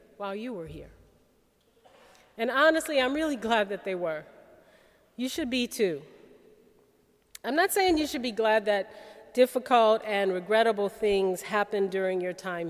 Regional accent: New Orleans, Louisiana, United States; moved away as an adult; I grew up in New Orleans

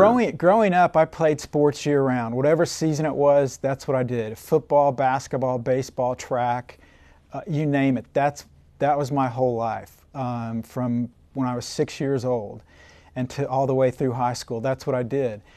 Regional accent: Oklahoma City, Oklahoma, United States; also born or lived in Yukon, Oklahoma / Odessa, Texas; I grew up in Oklahoma City, um, went to Yukon High School

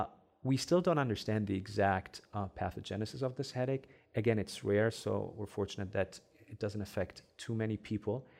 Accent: Egypt; first language Arabic; English is a second language; moved away as an adult; also born or lived in Germany; now in Cleveland, United States; I grew up in Egypt, uh, so my first language is Arabic, of course.

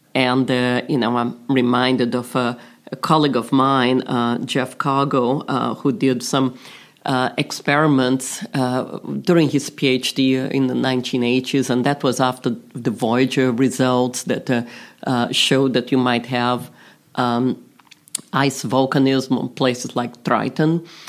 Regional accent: Brazil; moved away; also born or lived in London; I was this little girl growing up in Brazil

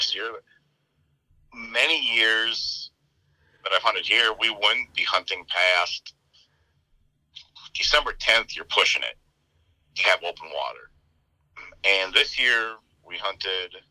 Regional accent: central/southern Minnesota, United States; moved away as an adult; now in South Dakota, United States; I'm only 3.5 hours away from my hometown

